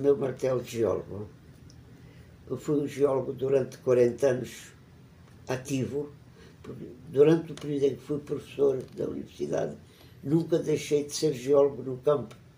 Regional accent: Évora, Alentejo, Portugal; Nasci em Évora em 1931. Tive uma infância muito feliz na cidade, como criança e como adolescente

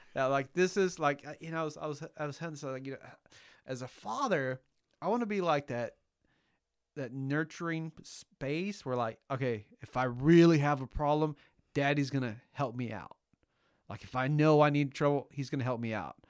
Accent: California, United States; first language Spanish; English is a second language; I grew up in California

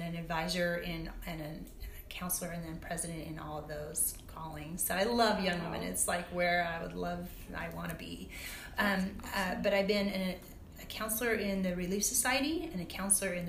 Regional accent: Logan, Utah, United States; I grew up in Logan, Utah

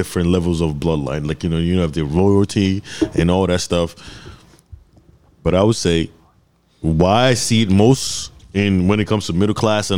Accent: Nigeria; I'm from Nigeria and we have tribes

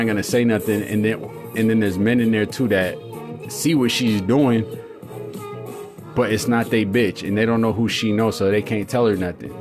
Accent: California, United States; I'm from California

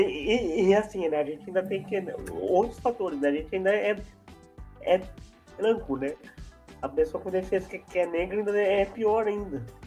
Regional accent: São Paulo, Brazil; eu sou de São Paulo, capital

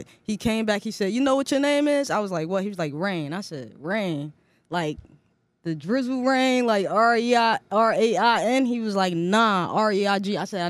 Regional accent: Newark, New Jersey, United States; I'm from Jersey, North New Jersey.

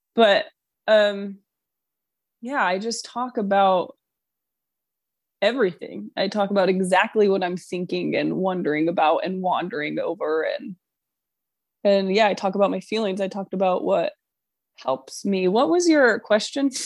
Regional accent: New York, United States; moved away; I'm from New York

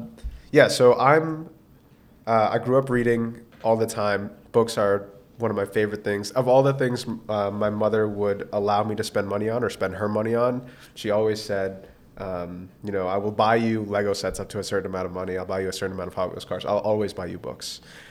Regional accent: Boston, Massachusetts, United States; Growing up in Roslindale, I would head to the Roslindale branch

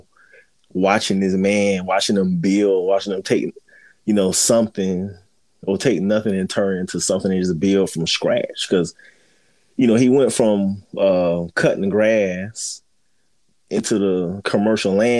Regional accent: Fort Lauderdale, Florida, United States; I was born and raised in Fort Lauderdale, Florida

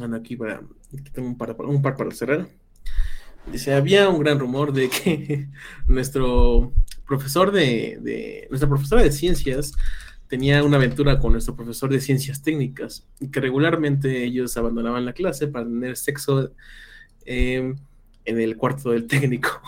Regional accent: Mexico

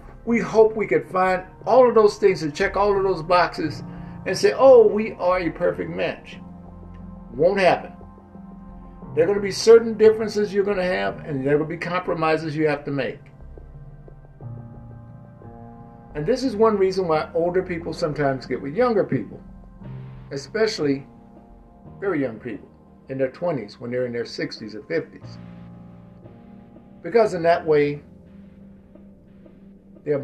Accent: Mississippi, United States; Growing up in Mississippi

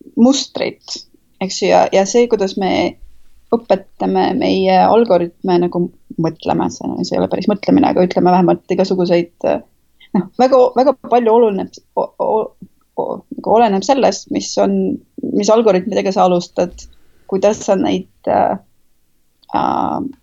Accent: Estonia; moved away; ma olen eestlane

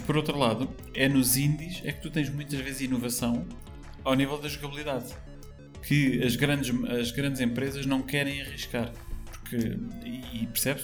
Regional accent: Póvoa de Santo Adrião, Lisbon, Portugal; sou nascido e criado basicamente na, na Pova de Santo Adrião, que é uma vila, uh, mesmo às portas de Lisboa

